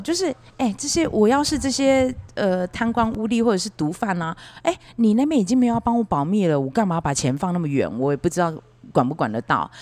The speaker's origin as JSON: {"language": "Chinese", "town": "Beigang", "region": "Yunlin County", "country": "Taiwan", "tie": "born or raised there", "moved": "yes", "said": "台湾的北港是我的老家"}